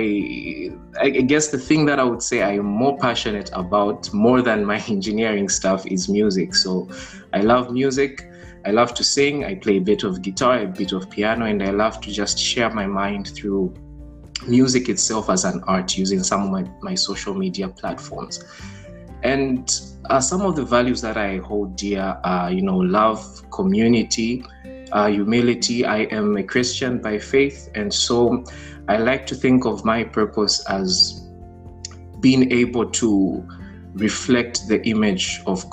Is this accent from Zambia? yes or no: yes; Lusaka, Lusaka Province, Zambia; moved away as an adult; also born or lived in Chipata, Zambia / Mansa, Zambia; now in Padua, Italy; I was born in Zambia. I was born in Chipata specifically, but then I grew up in Lusaka